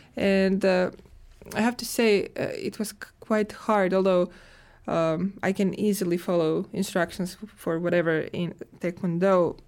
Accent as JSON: {"language": "English", "country": "Croatia", "moved": "yes", "lives_now": "Finland", "said": "I'm coming from Croatia"}